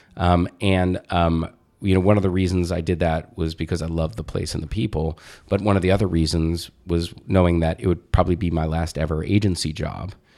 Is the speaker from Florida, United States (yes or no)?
no; Jersey Shore, central New Jersey, United States; also born or lived in Brooklyn, New York / Staten Island, New York; I was born in Brooklyn. I lived in Staten Island until I was going into fourth grade. And then, um, I moved to central New Jersey, Jersey Shore